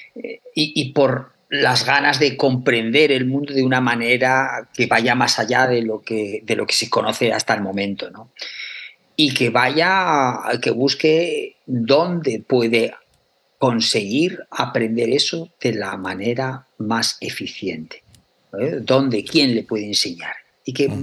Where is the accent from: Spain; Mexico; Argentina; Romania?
Spain; Aragon; yo soy de Aragón, o sea, y en Aragón tenemos cuatro denominaciones de origen